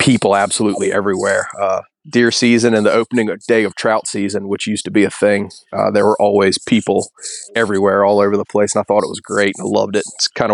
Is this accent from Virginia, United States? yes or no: yes; Bath County, Virginia, United States; I grew up in the mountains of Virginia. My dad ran the trout hatchery in Bath County.